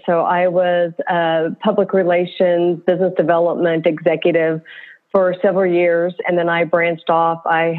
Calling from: Oklahoma City, Oklahoma, United States; From Oklahoma City.

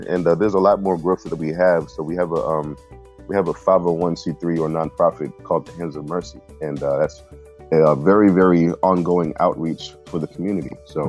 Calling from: Rock Hill, South Carolina, United States; I am in Rock Hill, South Carolina, right south of Charlotte, North Carolina. So right on the state line.

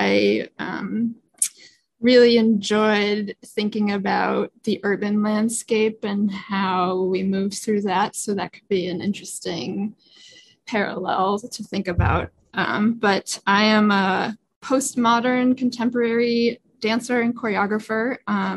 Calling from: Boston, Massachusetts, United States; I am coming at you from Boston, Massachusetts, in the States.

